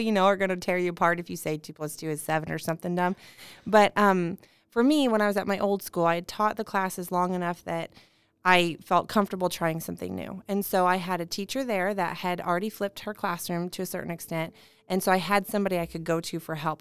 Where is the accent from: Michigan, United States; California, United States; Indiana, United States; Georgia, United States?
Indiana, United States; Indianapolis; I'm from Indy